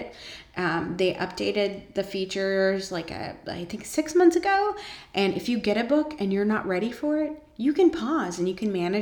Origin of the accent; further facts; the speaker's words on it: Savannah, Georgia, United States; now in Atlanta, United States; my hometown in Savannah